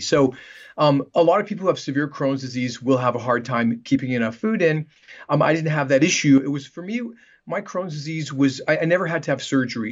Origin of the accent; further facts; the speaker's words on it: Canada; moved away as an adult; also born or lived in Vancouver, Canada / Los Angeles, United States; now in Manhattan Beach, United States; I'm Canadian, and, um, I practiced in Canada for about ten years in Vancouver. before moving down to Los Angeles